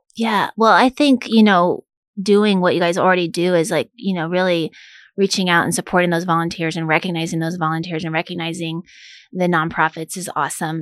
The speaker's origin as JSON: {"language": "English", "town": "Manhattan", "region": "Kansas", "country": "United States", "tie": "born or raised there", "also_born_or_lived": "Chicago, Illinois", "moved": "as an adult", "said": "I grew up in Manhattan in the eighties where it was a little smaller Manhattan."}